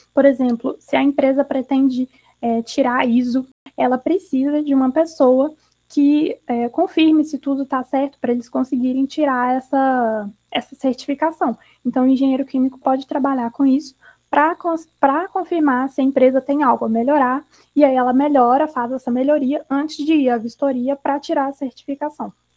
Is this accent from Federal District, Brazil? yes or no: no; Belo Horizonte, Minas Gerais, Brazil; de BH, de onde eu sou, para São Paulo.